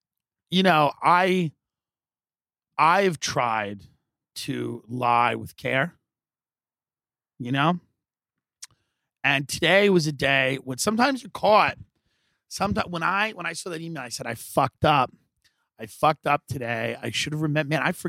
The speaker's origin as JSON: {"language": "English", "area": "Long Island", "region": "New York", "country": "United States", "moved": "yes", "lives_now": "Los Angeles, United States", "said": "I'm clearly from Long Island. I'm clearly from New York."}